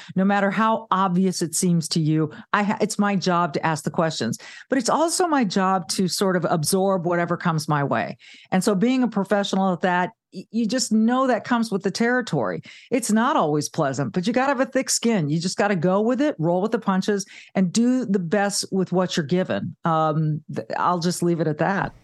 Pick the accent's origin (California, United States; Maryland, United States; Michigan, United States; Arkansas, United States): California, United States; Southern; also born or lived in Charlotte, North Carolina; now in Midwest, United States; I grew up in Southern California